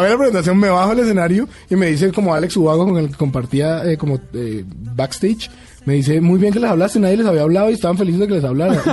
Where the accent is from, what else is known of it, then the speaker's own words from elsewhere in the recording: Bogotá, Colombia; soy colombiano.